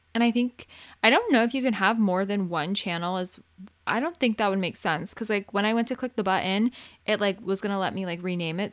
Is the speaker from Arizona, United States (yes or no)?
yes; Arizona, United States; now in California, United States; I grew up in Arizona, so I never grew up with a time change. And then when I moved to California